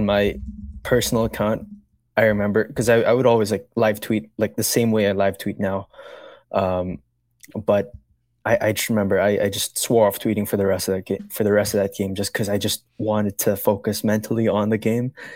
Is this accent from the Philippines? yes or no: yes; Philippines; I'm actually from the Philippines, born and raised